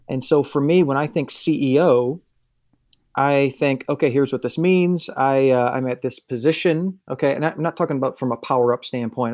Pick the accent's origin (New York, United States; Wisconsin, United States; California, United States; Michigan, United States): Wisconsin, United States; moved away as an adult; also born or lived in Miami; I was born in Wisconsin, and I grew up going to church.